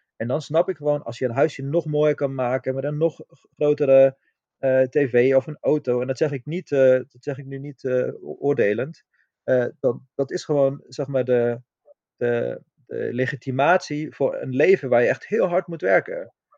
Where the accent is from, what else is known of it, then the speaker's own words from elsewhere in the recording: Austria; now in Netherlands; ik kom oorspronkelijk uit Oostenrijk